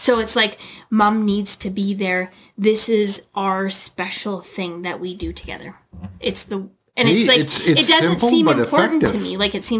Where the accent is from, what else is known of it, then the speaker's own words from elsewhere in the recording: Canada; also born or lived in United States; as a Canadian and an American as well, we have a ton of things to be grateful for.